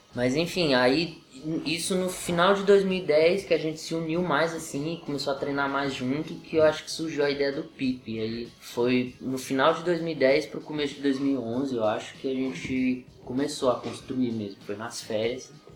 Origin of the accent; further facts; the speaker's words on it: Riacho, Federal District, Brazil; sou do Riacho